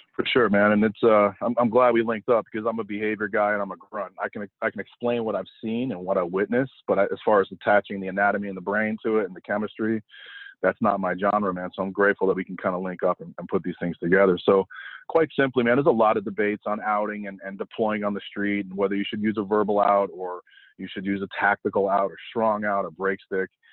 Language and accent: English; Connecticut, United States; also born or lived in New York; I grew up in the Northeast and I was born in New York, but raised mostly in Connecticut